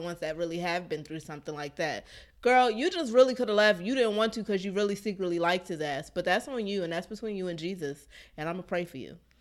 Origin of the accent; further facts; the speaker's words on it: Maryland, United States; moved away as an adult; now in Georgia, United States; I'm from Maryland, so snow does not scare me